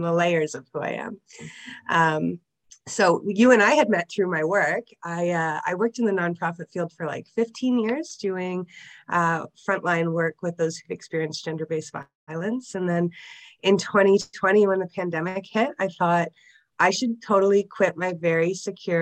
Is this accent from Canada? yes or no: yes; Niagara Region, Ontario, Canada; we grew up outside of Niagara region